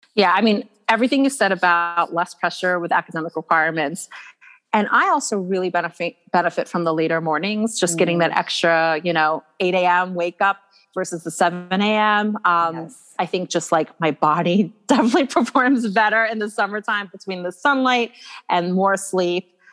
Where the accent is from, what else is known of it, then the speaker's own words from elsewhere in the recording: Atlanta, Georgia, United States; I grew up in Atlanta, Georgia